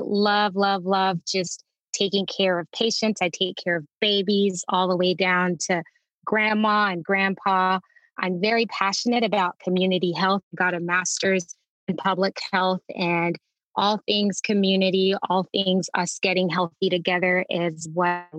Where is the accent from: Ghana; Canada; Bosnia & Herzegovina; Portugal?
Ghana; Teshie, Greater Accra; also born or lived in Nashville, Tennessee; now in Dallas, United States; born in Nashville, Tennessee, but I'm a Teshi girl, okay? I grew up in Ghana.